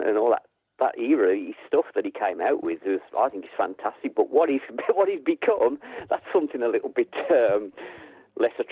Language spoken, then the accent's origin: English; Black Country, West Midlands, United Kingdom; I'm from the Black Country